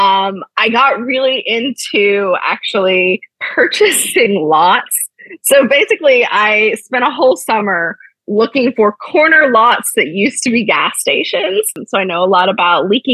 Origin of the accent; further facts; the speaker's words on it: Ohio, United States; moved away; I'm originally from Ohio